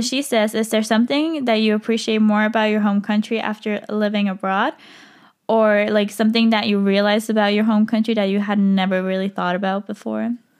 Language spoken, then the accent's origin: English; Switzerland; moved away as an adult; now in Madrid, Spain; I can't really see myself moving back to Switzerland